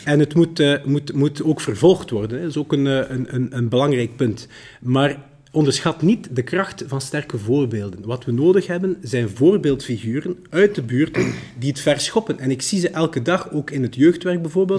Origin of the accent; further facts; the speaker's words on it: Brussels, Brussels-Capital Region, Belgium; Ik ben eh, in die zin een beetje de link tussen Vlaanderen en Brussel als Brusselaar in die Vlaamse regering